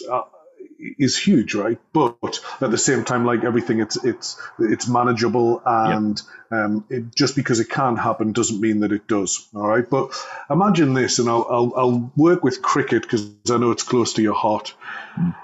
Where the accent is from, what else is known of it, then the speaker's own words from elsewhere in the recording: Newcastle upon Tyne, North East England, United Kingdom; being a Geordie